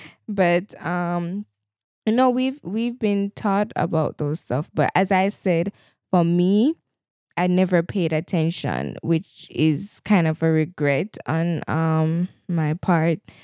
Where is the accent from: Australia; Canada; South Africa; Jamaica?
Jamaica; I'm a Jamaican and I love my Jamaican-ness